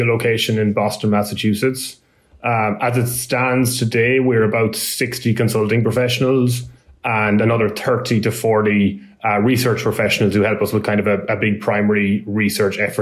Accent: Ireland; moved away as an adult; also born or lived in Dublin, Ireland; now in United States; my accent isn't a US accent. I'm from Ireland originally, and I've been working in asset management in a company in Dublin

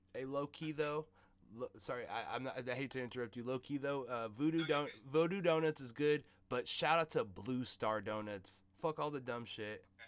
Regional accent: Seattle, Washington, United States; I'm from South Seattle

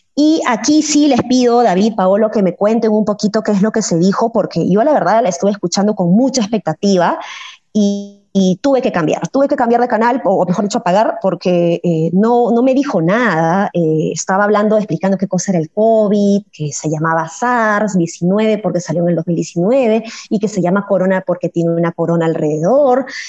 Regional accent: Peru; Como, como peruana, como ciudadana

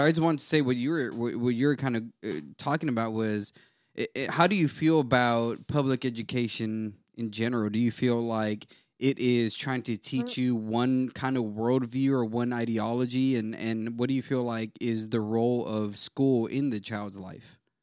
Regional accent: United States; I love being American

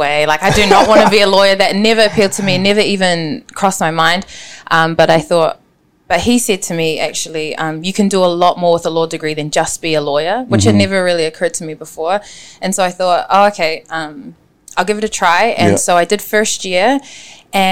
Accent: Auckland, New Zealand; I am born and raised in West Auckland.

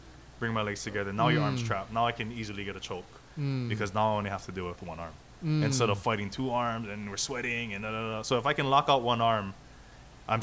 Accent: Hawaii, United States; I lived here my whole life, born and raised in Hawaii.

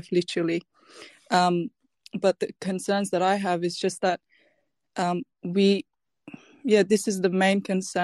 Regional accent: Afghanistan; now in Australia; I am from Afghanistan myself and I belong to the Hazara minority group

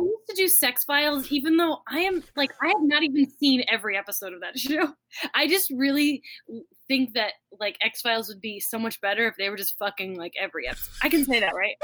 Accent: Florida, United States; I grew up in Florida

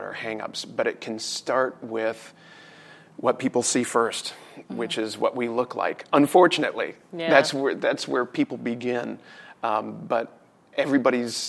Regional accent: United States; both sides of the family have been here in the States for a minimum of 200 years

